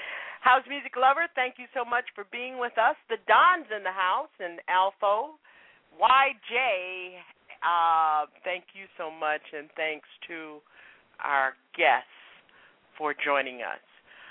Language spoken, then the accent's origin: English; South Florida, United States; moved away; I grew up in South Florida. But as a child, going through North and Central Florida